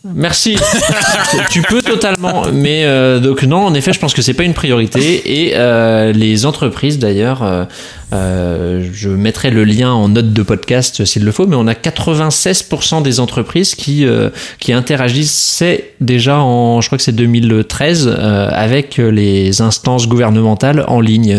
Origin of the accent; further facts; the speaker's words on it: France; nous avons, en tant que Français